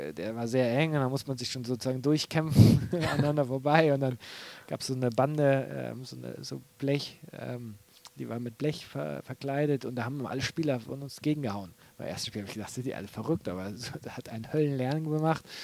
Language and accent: German; Bremen, Germany; bin ich eigentlich Bremer, kann ich ja nicht Hamburger werden.